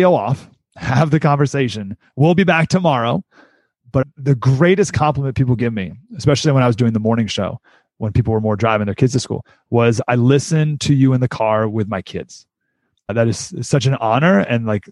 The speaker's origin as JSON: {"language": "English", "town": "Syracuse", "region": "New York", "country": "United States", "tie": "born or raised there", "also_born_or_lived": "San Diego", "moved": "yes", "said": "I grew up in Syracuse, New York"}